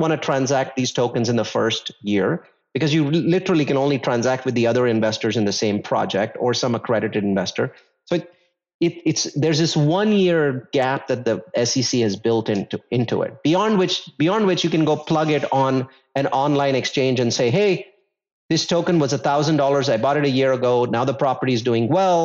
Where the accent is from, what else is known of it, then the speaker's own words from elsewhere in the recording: India; I come from India